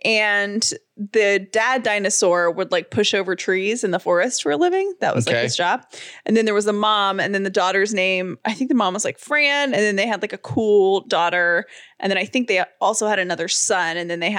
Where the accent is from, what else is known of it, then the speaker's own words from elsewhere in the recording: the South, United States; We're all from the South, except for my dad.